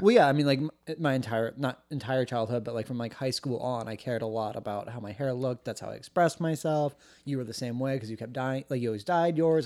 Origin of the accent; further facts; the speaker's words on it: United States; they asked where I was from, I was like, "Oh, America,"